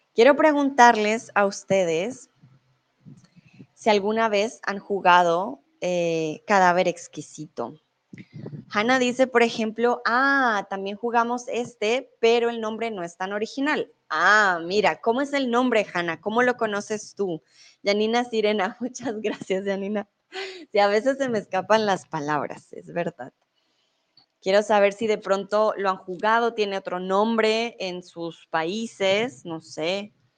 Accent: Colombia; also born or lived in Mexico; now in Germany; soy de Colombia, pero en estos momentos estoy en México. Comúnmente vivo en Alemania

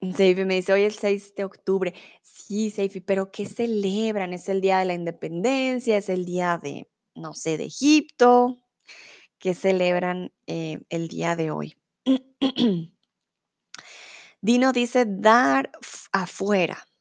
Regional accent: Colombia; also born or lived in Mexico; now in Germany; soy de Colombia. Comúnmente vivo en Alemania, ahora estoy en México

